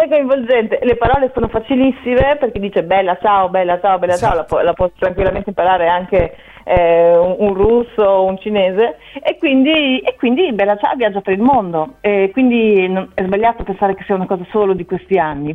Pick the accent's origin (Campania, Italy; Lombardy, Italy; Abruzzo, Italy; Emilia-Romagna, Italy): Emilia-Romagna, Italy; Bologna; io sono nata a Bologna e sono dell'Emilia Romagna